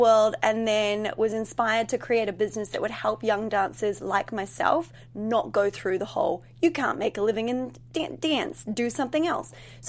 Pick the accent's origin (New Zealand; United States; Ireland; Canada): New Zealand; So I'm originally from New Zealand, as you know. Grew up dancing jazz, ballet, contemporary, musical theater, etc. Hip hop wasn't even really a thing when I finished. I'm a little bit older.